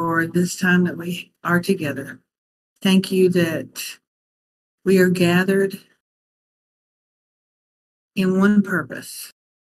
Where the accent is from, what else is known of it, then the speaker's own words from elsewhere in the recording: Alabama, United States; this is Alabama, South Bible Belt